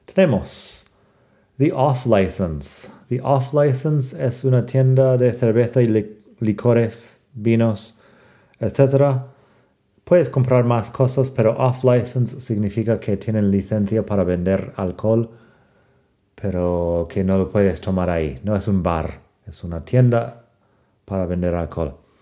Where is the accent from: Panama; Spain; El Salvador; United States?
United States; soy de Estados Unidos y no, no hablo con acento británico.